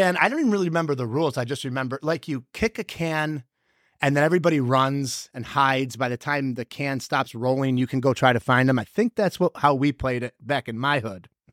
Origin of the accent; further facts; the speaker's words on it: Whitesboro, New York, United States; I'm from Whitesboro. I grew up about, oh, it's a twelve-minute ride probably from here.